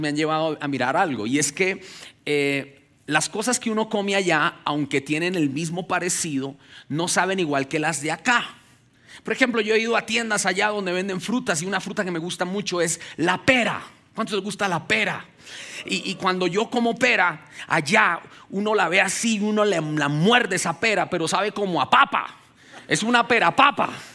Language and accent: Spanish; Ubaté, Cundinamarca, Colombia; moved away as an adult; now in United States; nací en Ubaté, que Ubaté es la tierra de los quesos, queda aquí a dos horas de aquí